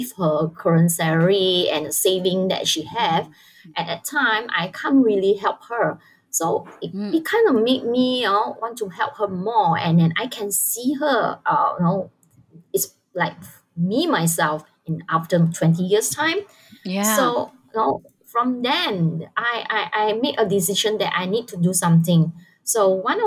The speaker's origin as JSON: {"language": "English", "country": "Malaysia", "said": "I'm from Malaysia"}